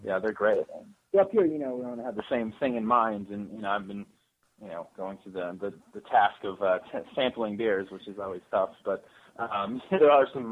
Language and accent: English; Escondido, California, United States; I was born in Escondido